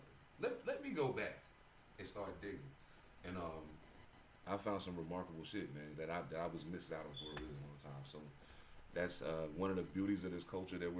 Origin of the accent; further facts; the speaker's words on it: East Coast, United States; growing up on the East Coast